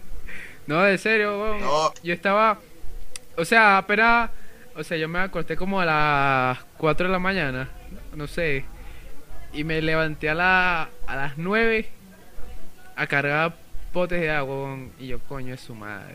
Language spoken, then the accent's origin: Spanish; Gocho, Venezuelan Andes, Venezuela; accent: gocho; yo soy gocho